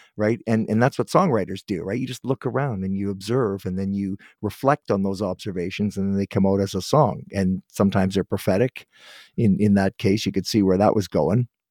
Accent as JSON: {"language": "English", "town": "Guelph", "region": "Ontario", "country": "Canada", "tie": "born or raised there", "said": "Guelph, Ontario, that's my hometown, that's where I was born."}